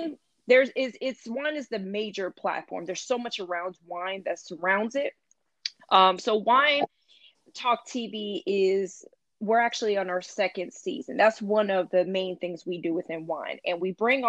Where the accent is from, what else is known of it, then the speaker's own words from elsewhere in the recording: North Carolina, United States; also born or lived in New York; I moved to North Carolina kind of in my early years of childhood